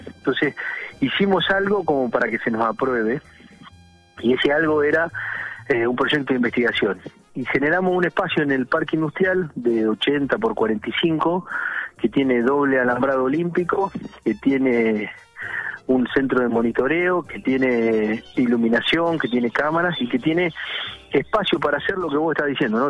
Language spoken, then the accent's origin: Spanish; Argentina